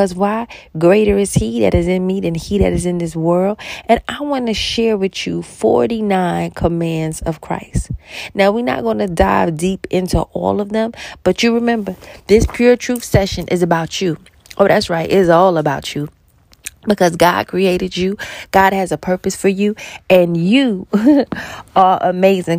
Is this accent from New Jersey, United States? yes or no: no; New York, United States; I'm from New York